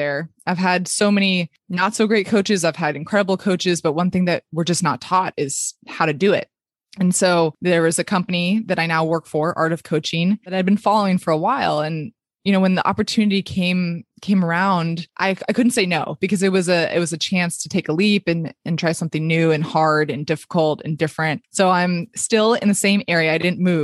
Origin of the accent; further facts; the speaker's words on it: Palo Alto, California, United States; moved away as an adult; it was in my hometown where my family still is. So I packed up my bags, came back to Palo Alto